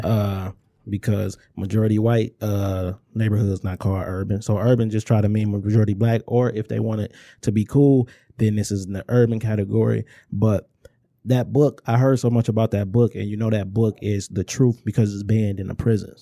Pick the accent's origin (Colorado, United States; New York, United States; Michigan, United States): Michigan, United States; Inkster; growing up in Inkster, it's like, if we was in Detroit, it'd just be a neighborhood